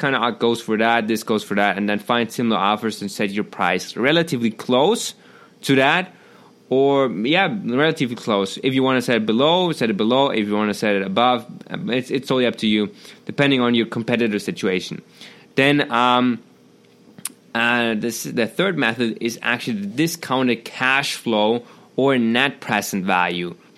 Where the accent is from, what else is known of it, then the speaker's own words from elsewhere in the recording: Germany; English is a second language; I'm from Germany.